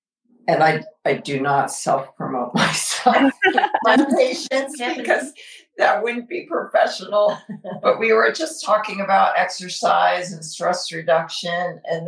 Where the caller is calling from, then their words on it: Alpharetta, Georgia, United States; Oh, we're joining you from Alpharetta, Georgia.